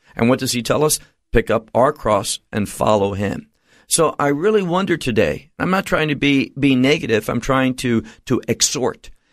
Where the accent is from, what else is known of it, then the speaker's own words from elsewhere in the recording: United States; moved away; where I grew up in America